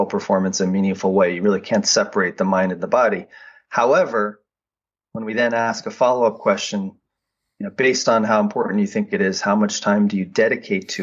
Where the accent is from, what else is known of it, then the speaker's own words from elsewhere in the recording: Boulder, Colorado, United States; I grew up in Boulder, Colorado, worked my way up to an elite level in cycling